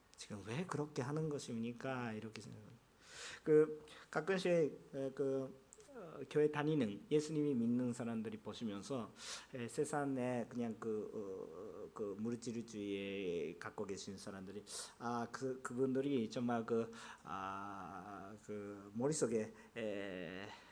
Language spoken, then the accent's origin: Korean; Japan; first language Japanese; Korean is a second language; also born or lived in South Korea; now in Yokohama, Japan; 제가 일본 사람이었기 때문에